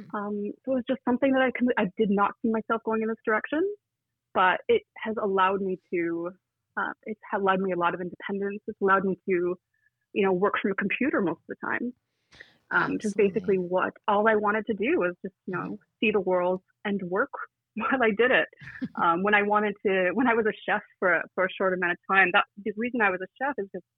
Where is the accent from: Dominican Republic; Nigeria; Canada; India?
Canada; Toronto, Ontario; moved away as an adult; also born or lived in New York City / Ottawa; I was born and raised in Toronto